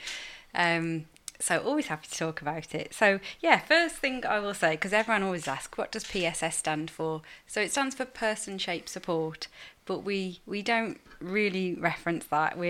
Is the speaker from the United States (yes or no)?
no; Staffordshire, West Midlands, United Kingdom; I'm not from Liverpool, as you'll tell from my accent. I'm from Staffordshire.